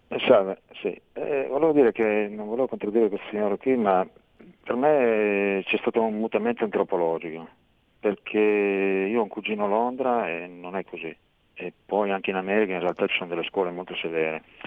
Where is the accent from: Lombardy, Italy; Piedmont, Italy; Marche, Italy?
Piedmont, Italy; Monferrato; now in Turin, Italy; Sono ascoltatore di Torino, sono del Monferrato.